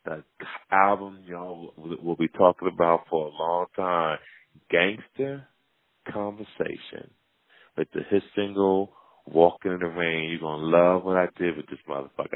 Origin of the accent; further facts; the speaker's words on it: Jersey City, New Jersey, United States; my hometown, Jersey City